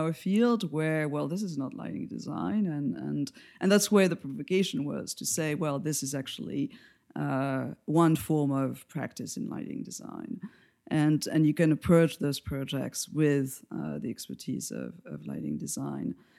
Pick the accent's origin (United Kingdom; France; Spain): France; accent: French; English is a second language; moved away as an adult; now in New York, United States; where I come from geographically is from France, as everybody will probably guess, for my accent